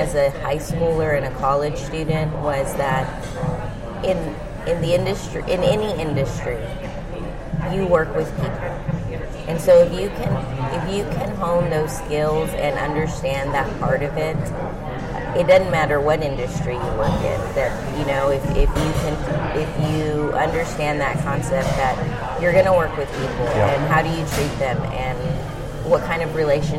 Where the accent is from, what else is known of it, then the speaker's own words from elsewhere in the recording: Corpus Christi, Texas, United States; moved away as an adult; now in Austin, United States; I'm originally from Corpus Christi